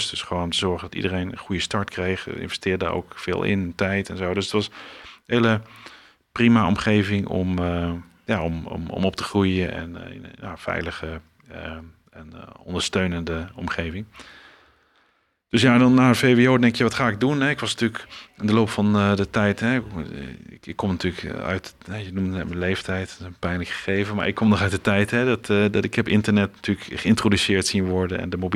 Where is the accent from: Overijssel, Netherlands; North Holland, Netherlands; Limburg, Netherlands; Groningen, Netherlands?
Overijssel, Netherlands; Almelo; Ja, ehm, nou, ik ben geboren in Twente, in Almelo. Uit twee ouders die uh, uit uh, de omgeving van Maastricht kwamen.